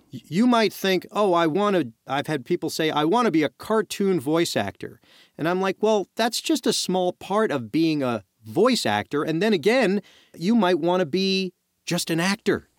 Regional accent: New York City, New York, United States; I'm, I'm from Brooklyn

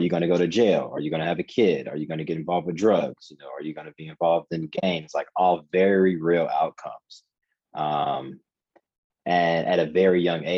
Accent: Cincinnati, Ohio, United States; moved away as an adult; So I grew up in Cincinnati, Ohio. Spent the first 18 years of my life there.

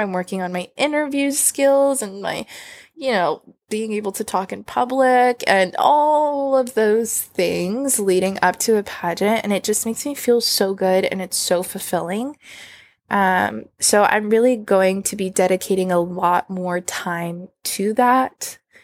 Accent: Texas, United States; moved away; growing up in Texas

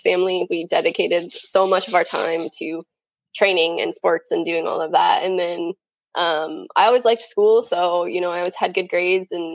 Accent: just south of Denver, Colorado, United States; I grew up in Colorado, grew up just south of Denver

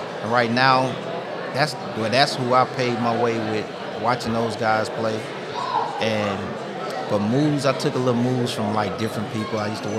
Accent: Baton Rouge, Louisiana, United States; moved away as an adult; I'm from Baton Rouge, Louisiana

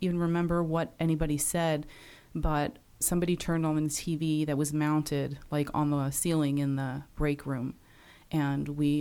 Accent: New York City, New York, United States; I grew up on Staten Island in New York City

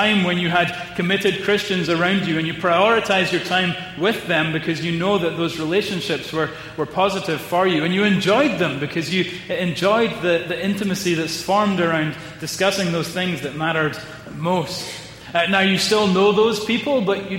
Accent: Edinburgh, Scotland, United Kingdom; my hometown of Edinburgh

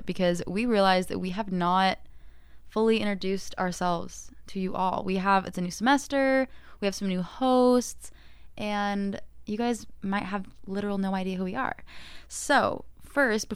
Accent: Mesa, Arizona, United States; moved away as an adult; now in Hawaii, United States; I am from Mesa, Arizona

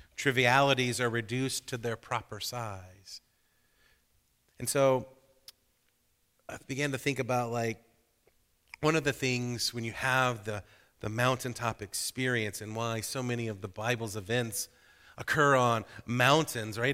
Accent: Georgia, United States; growing up in Georgia

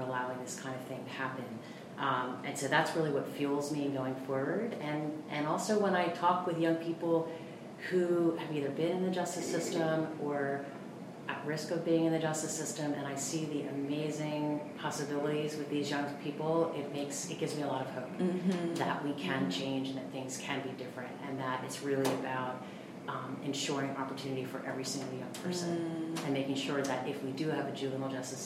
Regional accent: Wilmington, Delaware, United States; I was raised in Wilmington, Delaware

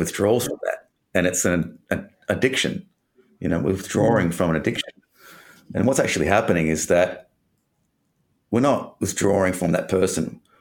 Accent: Perth, Western Australia, Australia; I'm from Perth, and grew up in Perth, Western Australia.

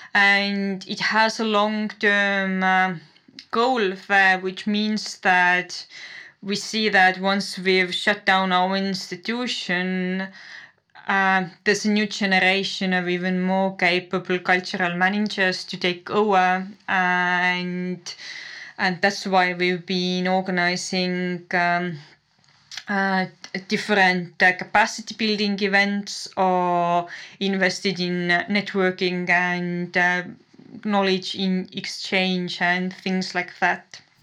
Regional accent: Tartu, Tartu County, Estonia; moved away as an adult; I'm originally from Tartu. So, yes, I, I lived here until I graduated from high school

